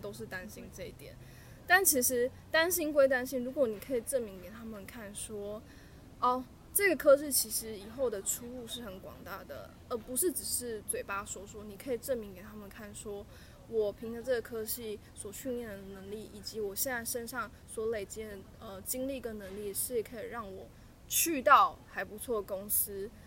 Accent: southern Taiwan, Taiwan; moved away as an adult; also born or lived in Taipei; 我是南部的孩子

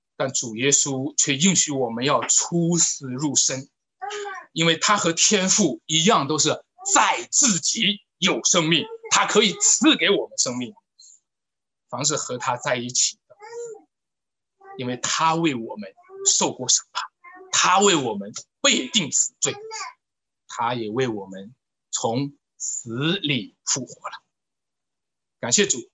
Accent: China; 我们中国人讲的词儿叫做出生入死

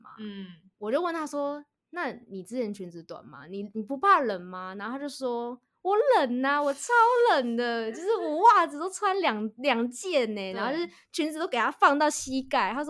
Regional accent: Taiwan; 我们台湾人对日本人的日本女孩子的印象是从小学就开始化妆，大家都很会化妆。

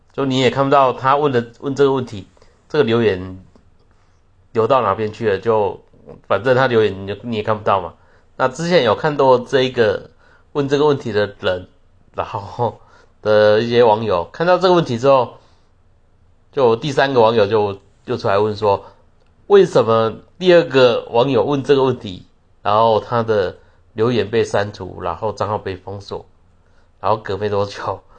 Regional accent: Taiwan; 我们台湾人有部分人说， 他们要跟中国统一干嘛

